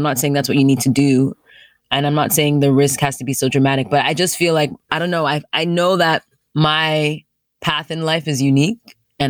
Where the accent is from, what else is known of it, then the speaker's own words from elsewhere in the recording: Nigeria; I'm a Nigerian, so it's not like I had never been there before, you know, spent time there, extended periods of time there.